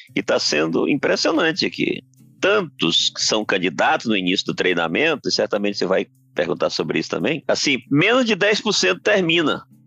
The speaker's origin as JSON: {"language": "Portuguese", "country": "Brazil", "said": "a gente é brasileiro"}